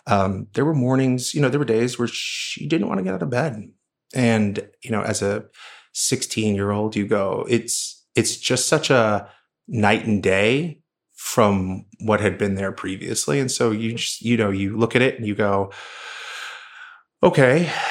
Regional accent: Oklahoma, United States; I grew up in Oklahoma. My mother's still there.

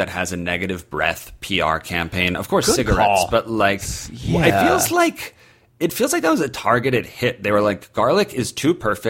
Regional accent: United States; I feel like we as an American culture have all grown up a little bit.

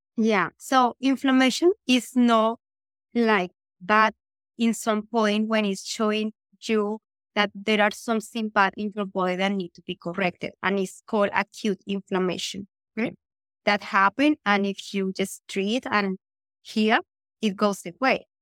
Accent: Colombia; moved away as an adult; now in Vancouver, Canada; I was born in Colombia. I immigrated here in two thousand eleven

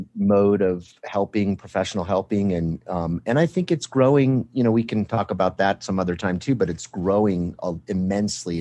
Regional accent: Colorado, United States; three major ones in Colorado, and I think it has a lot to do in my home state

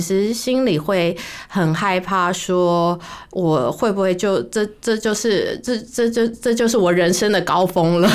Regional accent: Taiwan; moved away; also born or lived in United States / Singapore / India; 我是在台湾长大的啊

